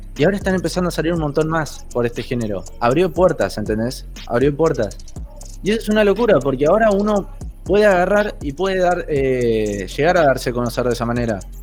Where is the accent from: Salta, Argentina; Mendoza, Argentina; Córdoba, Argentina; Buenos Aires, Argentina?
Buenos Aires, Argentina; Soy de Argentina, Buenos Aires. Eh, siempre viví acá de chiquito.